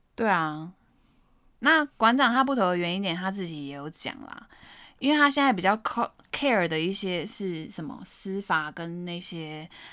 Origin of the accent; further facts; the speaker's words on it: Taiwan; 我身为台湾人，我觉得我很喜欢这块土地